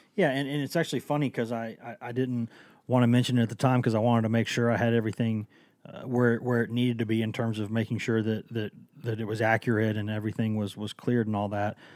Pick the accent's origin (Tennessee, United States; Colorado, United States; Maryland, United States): Tennessee, United States; Knoxville; also born or lived in Chattanooga; I am from Knoxville